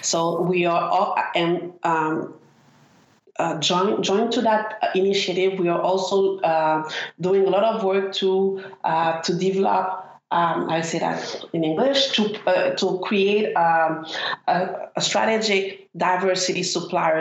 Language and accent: English; Montreal, Quebec, Canada; I'm from Montreal North